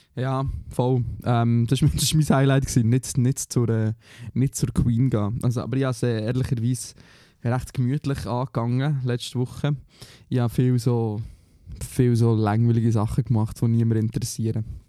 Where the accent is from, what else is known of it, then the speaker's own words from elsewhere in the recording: Switzerland; moved away; wir als Schweizer